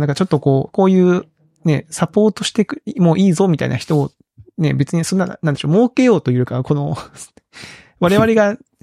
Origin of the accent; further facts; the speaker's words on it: Kagoshima, Japan; also born or lived in Tokyo; now in Kyoto, Japan; 鹿児島出身